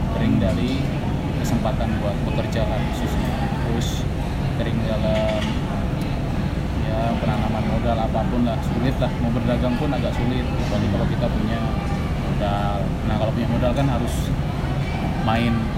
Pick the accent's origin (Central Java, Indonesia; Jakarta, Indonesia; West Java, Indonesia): Jakarta, Indonesia; gue anak Jakarta